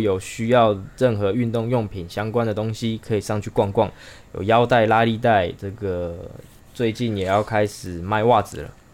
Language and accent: Chinese; Chiayi, Taiwan; moved away as an adult; also born or lived in Taipei; 我们是嘉义人嘛